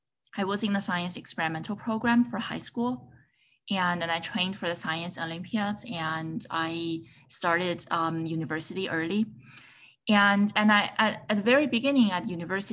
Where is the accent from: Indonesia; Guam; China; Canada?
China; moved away as an adult; also born or lived in Chicago, United States; now in United States; So I was born and raised in China